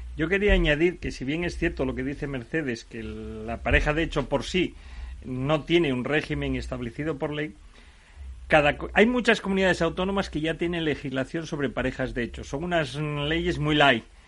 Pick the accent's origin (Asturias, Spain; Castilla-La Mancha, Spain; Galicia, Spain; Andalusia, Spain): Asturias, Spain; yo, por ejemplo, que soy asturiano, me puedo ir a casar a Barcelona, pero yo resido en Asturias.